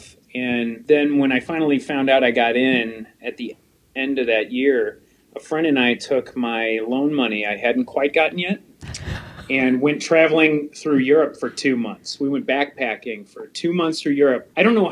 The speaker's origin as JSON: {"language": "English", "town": "St. Louis", "region": "Missouri", "country": "United States", "accent": "Missouri", "said": "I'm from St. Louis, Missouri."}